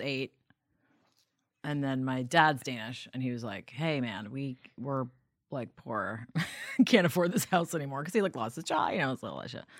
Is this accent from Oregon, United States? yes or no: no; New York City, New York, United States; also born or lived in Vancouver, Canada / Denmark; you move there at ten years old, you go to public school, you get beat up all the time, you be, uh, become a New Yorker pretty quick